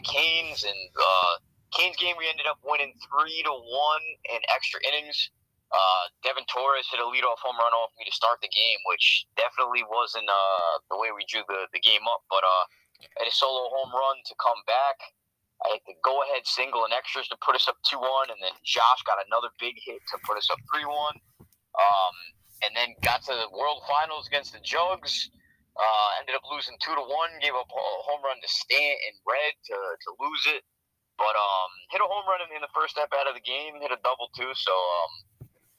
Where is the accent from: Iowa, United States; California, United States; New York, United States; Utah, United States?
New York, United States; Born and raised in New York